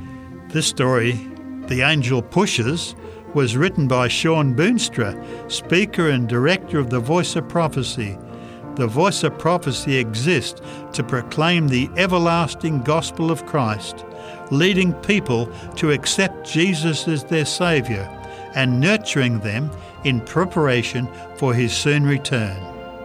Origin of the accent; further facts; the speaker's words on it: Canada; I was prepared for the cold. I am a Canadian.